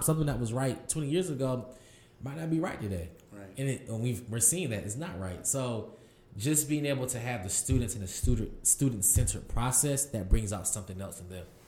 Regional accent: Durham, North Carolina, United States; I'm from Durham, North Carolina. Uh, as I grew up in the city

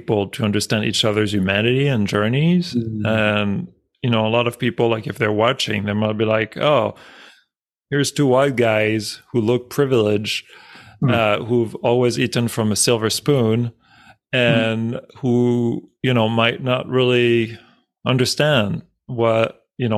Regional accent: France; moved away; I grew up in France

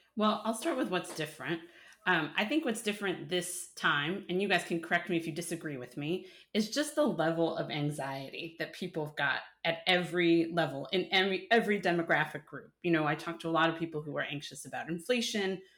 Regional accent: New York, United States; moved away; The New Yorker in me, Mike. I'm not a New Yorker anymore, but the New Yorker in me

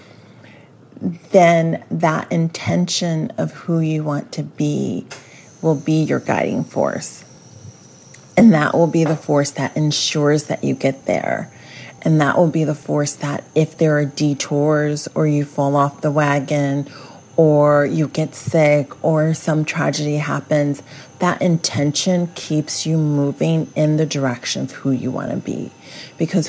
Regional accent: Bible Belt, the South, United States; I grew up in the Bible Belt

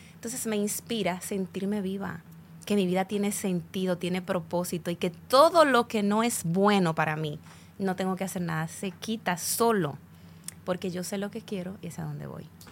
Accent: Dominican Republic

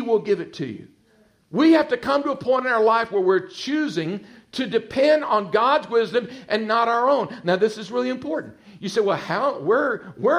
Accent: Texas, United States; accent: twang; moved away as an adult; now in Virginia Beach, United States; I'm originally from Texas, spent all my life in Texas, and the Lord led us in 1991 to relocate to the Virginia Beach area

